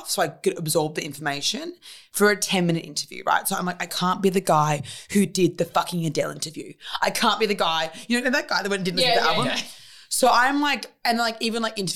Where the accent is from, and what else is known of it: Sydney, New South Wales, Australia; born or raised there